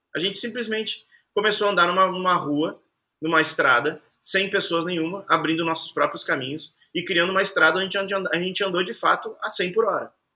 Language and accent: Portuguese; Caxias do Sul, Rio Grande do Sul, Brazil; moved away as an adult; also born or lived in Rocinha, Rio de Janeiro; Eu saí lá de Caxias do Sul, fiquei três anos na Rocinha morando num sótão.